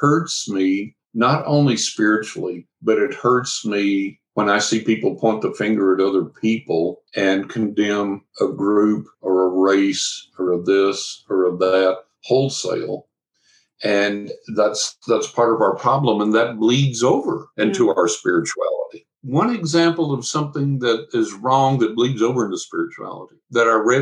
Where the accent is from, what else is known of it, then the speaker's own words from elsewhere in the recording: West Texas, United States; I'm from West Texas.